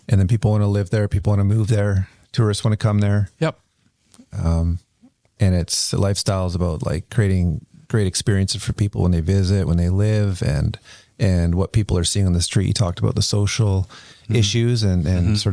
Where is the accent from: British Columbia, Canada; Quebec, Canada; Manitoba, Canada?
British Columbia, Canada; Kelowna; I grew up in Kelowna